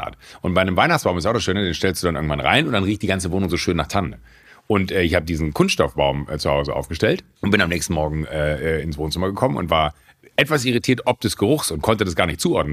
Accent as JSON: {"language": "German", "region": "Rhineland", "country": "Germany", "said": "ich als Rheinländer"}